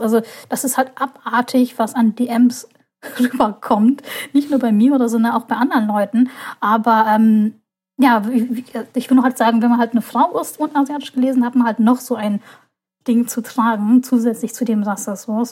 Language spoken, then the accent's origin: German; Hamburg, Germany; in Hamburg, meine Heimatstadt